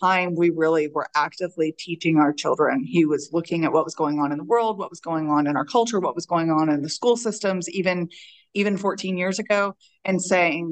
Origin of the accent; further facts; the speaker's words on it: Texas, United States; I'm from Texas. I still live in Texas